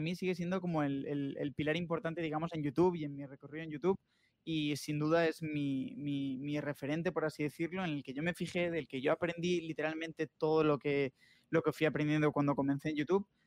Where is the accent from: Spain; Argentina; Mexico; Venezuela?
Spain; Asturias; now in Madrid, Spain; Asturias, que es de donde yo soy